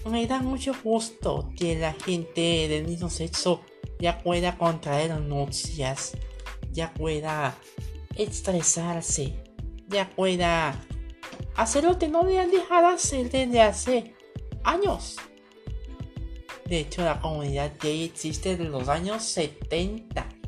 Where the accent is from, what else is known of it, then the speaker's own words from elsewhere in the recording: Colombia; Soy una drag queen colombiana. Bueno, una drag colombiana, mejor dicho, porque soy hombre, soy un colombiano, carcero. Un colombiano te acabo de salir de Closet hace tres años